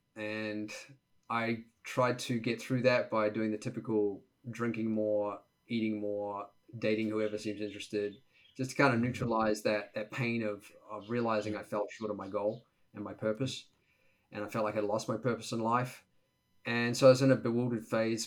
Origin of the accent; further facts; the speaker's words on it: Auckland, New Zealand; moved away as an adult; now in United States; the first 20 years of my life growing up in New Zealand, Auckland, New Zealand, and typical Kiwi kid lifestyle